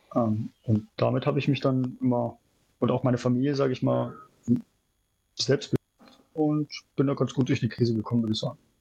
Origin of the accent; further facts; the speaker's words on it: Germany; moved away as an adult; now in Shanghai, China; Vor allem als Deutscher